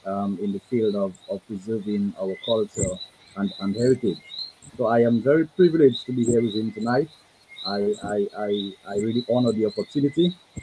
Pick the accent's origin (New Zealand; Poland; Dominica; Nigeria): Dominica; Bataka, Kalinago Territory, Saint David; I'm from the Kalinago Territory. I'm from a hamlet called Badaka.